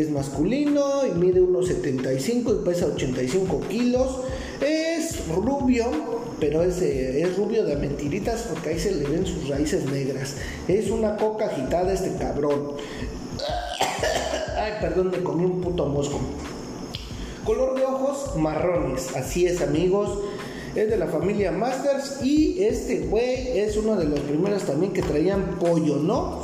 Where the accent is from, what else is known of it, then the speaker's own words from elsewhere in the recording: Mexico; yo soy de México